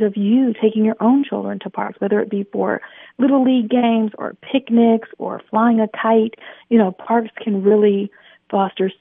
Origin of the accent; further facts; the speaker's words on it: Michigan, United States; now in Atlanta, United States; I grew up in Michigan